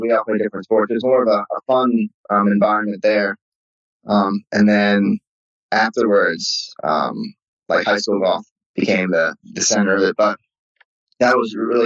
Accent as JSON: {"language": "English", "region": "Maryland", "country": "United States", "tie": "born or raised there", "also_born_or_lived": "Birmingham", "moved": "as an adult", "said": "I grew up in Maryland."}